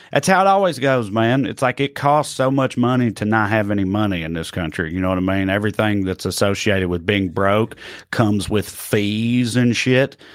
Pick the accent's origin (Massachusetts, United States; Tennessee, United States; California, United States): Tennessee, United States; my home state of Tennessee